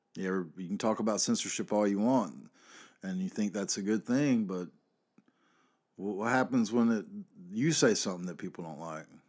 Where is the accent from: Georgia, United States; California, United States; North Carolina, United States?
North Carolina, United States; here in my home state